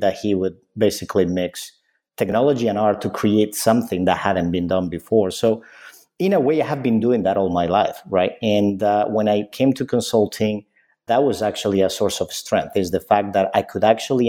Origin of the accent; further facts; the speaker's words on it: Spain; when I was growing up, I grew up in Spain.